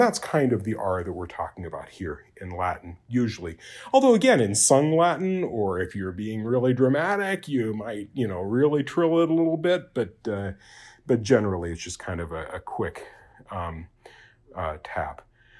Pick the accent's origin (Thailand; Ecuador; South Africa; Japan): Japan; it's a sound that I grew up in Japan, and you have that tap R in Japanese, and so it's very easy for me to do it.